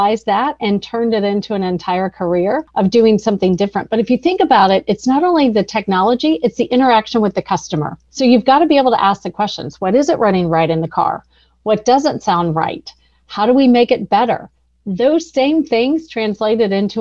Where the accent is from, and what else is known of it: Atlanta, Georgia, United States; born or raised there